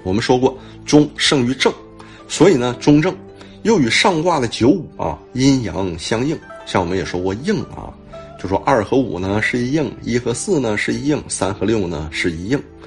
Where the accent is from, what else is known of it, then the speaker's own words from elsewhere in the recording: China; 我们中国人